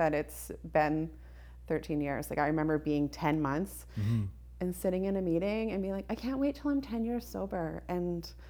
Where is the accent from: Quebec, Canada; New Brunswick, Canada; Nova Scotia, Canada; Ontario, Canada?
New Brunswick, Canada; moved away; I'm from the Maritimes.